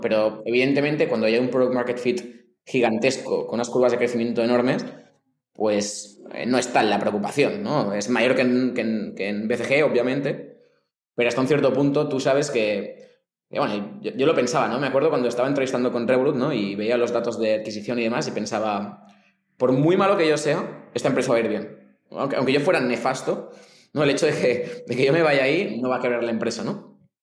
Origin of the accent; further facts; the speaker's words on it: Spain; moved away as an adult; now in Mexico; como español